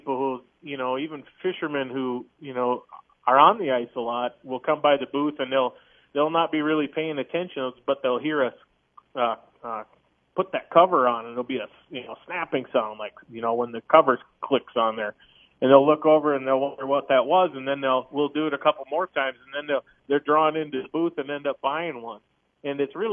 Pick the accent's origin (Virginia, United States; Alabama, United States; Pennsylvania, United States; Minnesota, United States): Minnesota, United States; moved away; I grew up in Minnesota